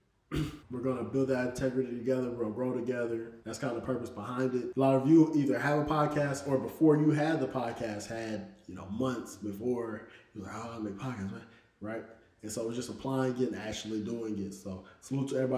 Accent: Indianapolis, Indiana, United States; I'm from Indianapolis, Indiana

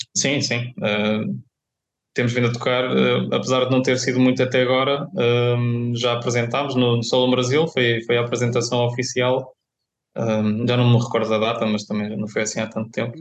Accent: Viseu, Centro, Portugal; moved away as an adult; now in Coimbra, Portugal; sou de Viseu

